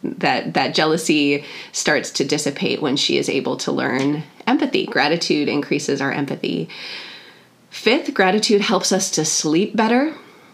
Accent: North Woods of Wisconsin, United States; I grew up in the North Woods of Wisconsin

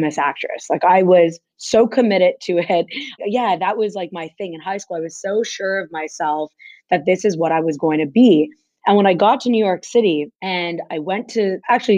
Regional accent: Montreal, Quebec, Canada; I grew up in Montreal, Quebec

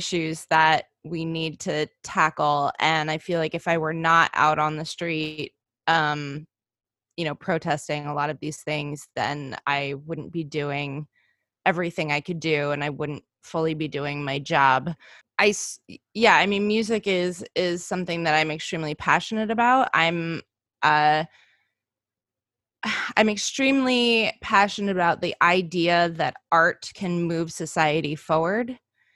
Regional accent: United States; I am Estonian American. My father is from Estonia. I'm from here

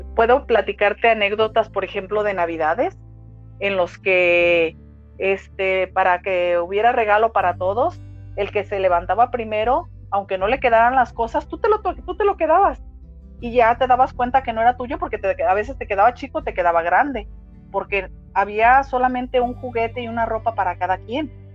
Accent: Guadalajara, Jalisco, Mexico; Nací aquí en Guadalajara, Jalisco

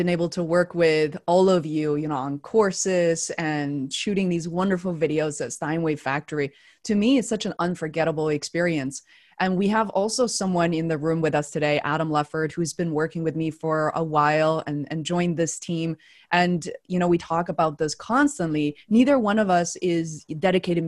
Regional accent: China; growing up in China

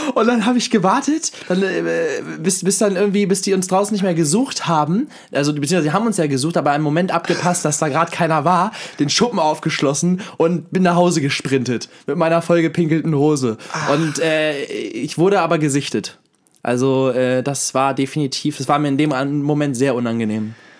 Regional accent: Hanover, Lower Saxony, Germany; bei uns in Hannover, in Badenstedt

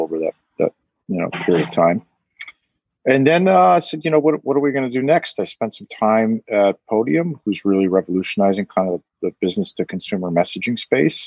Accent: Vermont, United States; I'm a Vermont native. Grew up here, went to the University of Vermont

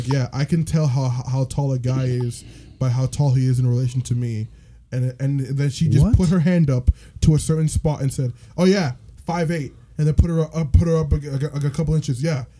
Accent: Canada; we're from Canada.

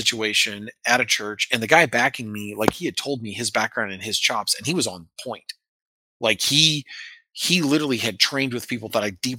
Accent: American Midwest, United States; I come from the American Midwest and like little old ladies in their cars carry guns where I'm from

